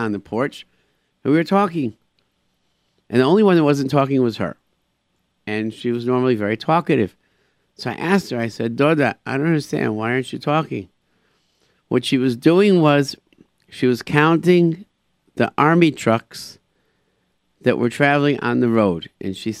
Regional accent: United States; being an American in Israel

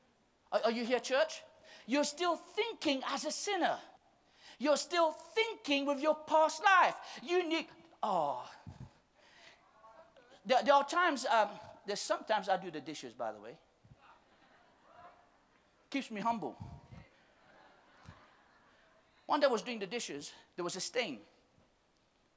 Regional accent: Mauritius; We're from Mauritius

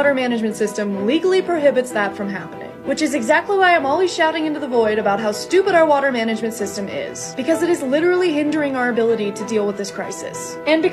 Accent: Durango, Colorado, United States; I grew up in Durango, Colorado, and we have a river that runs right through our town

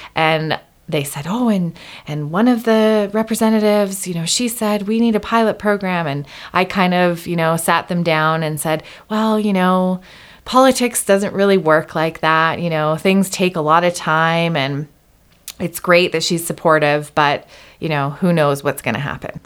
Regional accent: Canada; moved away as an adult; also born or lived in Hawaii; I grew up in Canada

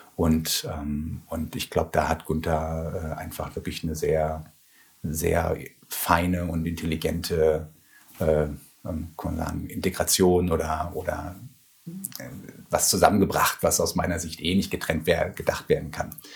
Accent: Ruhr area, North Rhine-Westphalia, Germany; moved away; also born or lived in Bochum / Heidelberg / Siedelsbrunn; ich komme aus dem Ruhrgebiet

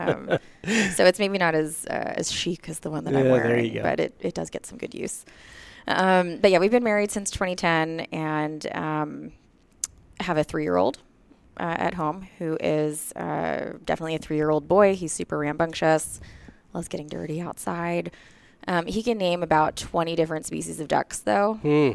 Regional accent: Philadelphia, Pennsylvania, United States; I grew up in Philadelphia, Pennsylvania, right downtown

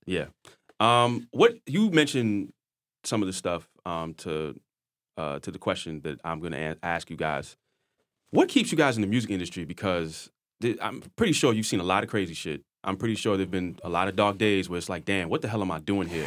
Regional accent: New York City, New York, United States; I'm from Queens, so I have a lot of friends in Brooklyn

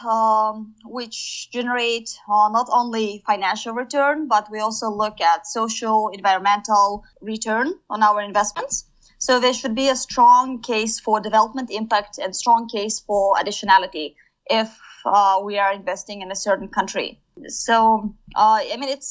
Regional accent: Kazakhstan; moved away as an adult; I came back to my home country, Kazakhstan

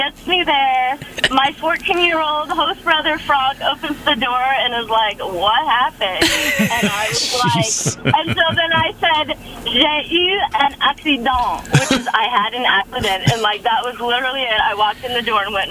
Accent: United States; I'm American

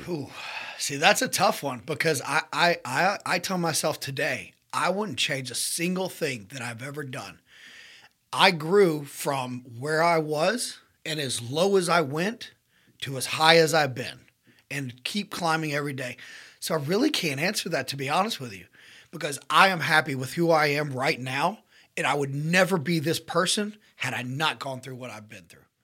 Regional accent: Mountain Brook, Alabama, United States; I was born and raised in Mountain Brook, Alabama

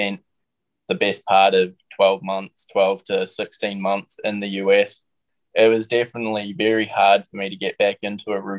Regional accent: New Zealand; moved away as an adult; us kids coming growing up in New Zealand

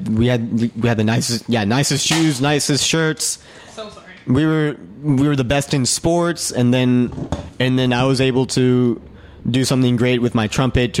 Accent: Winston-Salem, North Carolina, United States; born or raised there; moved away as an adult

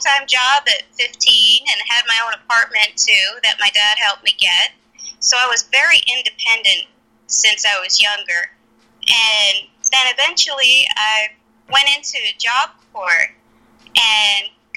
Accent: Connecticut, United States; moved away as an adult; now in Nevada, United States; I grew up right outside of New York City in Connecticut

